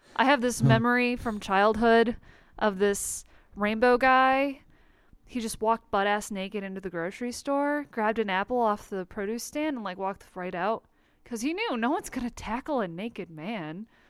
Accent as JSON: {"language": "English", "region": "Colorado", "country": "United States", "tie": "born or raised there", "said": "my homeland of Colorado"}